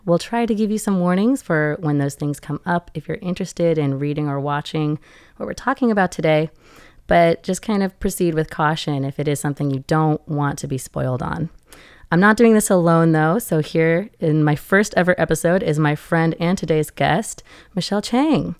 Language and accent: English; Seattle, Washington, United States; moved away; Originally, I was from Seattle, Washington, in the U S A, and I grew up with a family that read together